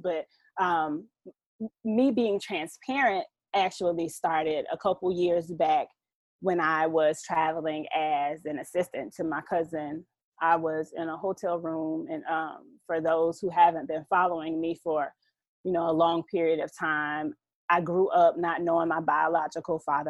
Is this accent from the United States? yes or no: yes; Southeast Georgia, United States; a Georgia peach, raised in the GA red clay. Um, yeah, I'm I'm from Southeast Georgia, a country girl